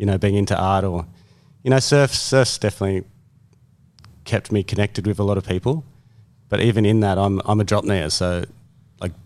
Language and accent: English; Berkeley Vale, New South Wales, Australia; I grew up here on the Central Coast. My parents still live in the same house at Berkeleyvale.